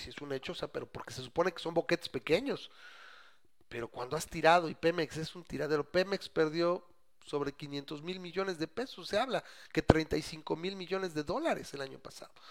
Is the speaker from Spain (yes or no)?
no; Mexico; yo soy mexicano